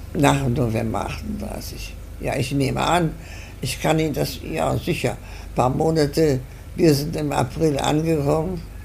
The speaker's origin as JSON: {"language": "German", "country": "Germany", "moved": "yes", "lives_now": "Argentina", "said": "Wir sind nach Deutschland nicht wieder zurückgekommen"}